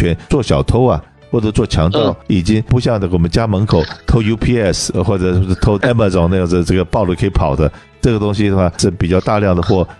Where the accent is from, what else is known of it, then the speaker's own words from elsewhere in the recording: China; 我们中国人有一句话，就是“衣食一饭，当思来处不易”。